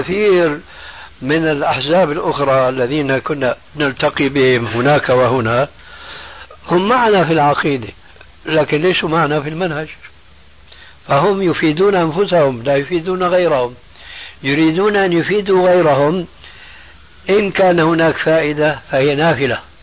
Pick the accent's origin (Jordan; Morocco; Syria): Syria; بلدي يعني سوريا